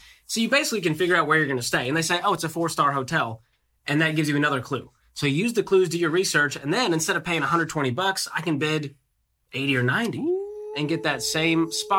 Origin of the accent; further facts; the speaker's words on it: Boston, Massachusetts, United States; I'm from Boston. I'm from Boston, Massachusetts. By the time I was 13, I was taking the train into the city by myself, taking subways, taking buses to get home.